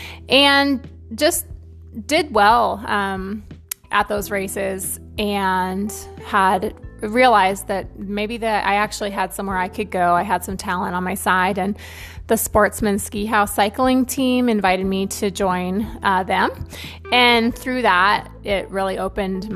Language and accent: English; Northwest Montana, United States; also born or lived in Northern California; I was born in Northern California. My parents lived a very simple life. I have four brothers. They moved to Northwest Montana when I was nine. So I do consider myself a Montanan. That's where I remember growing up.